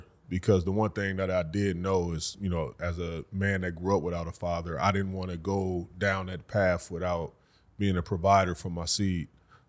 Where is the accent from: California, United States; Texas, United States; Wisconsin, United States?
Wisconsin, United States; Racine; Born and raised, Racine, Wisconsin.